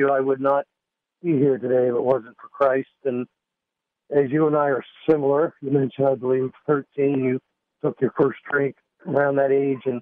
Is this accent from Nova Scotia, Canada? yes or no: yes; Windsor, Nova Scotia, Canada; also born or lived in Dartmouth, Nova Scotia; And I came home to Windsor, which is my hometown. I was living in Dartmouth Nova Scotia